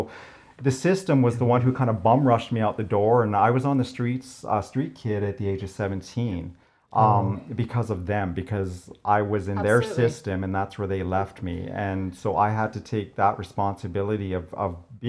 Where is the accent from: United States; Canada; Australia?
Canada; Crowsnest Pass, Alberta; also born or lived in Lethbridge; Growing up in the Crow's Nest Pass, we were not as entertained as maybe our city brethren were.